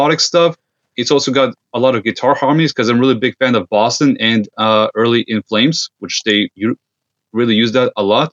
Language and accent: English; Serbia; now in Canada; I'm originally from Serbia